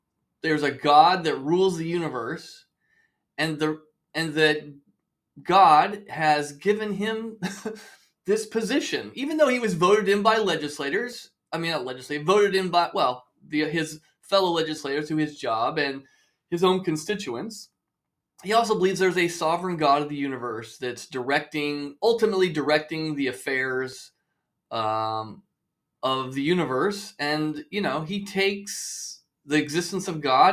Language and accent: English; Mission Viejo, California, United States; I grew up in Orange County, Mission Viejo